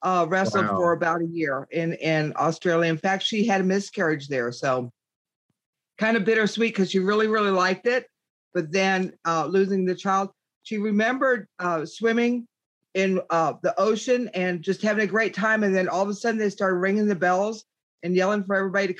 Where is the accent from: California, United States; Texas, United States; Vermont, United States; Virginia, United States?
Texas, United States; West; I grew up in West Texas, which is a farm country.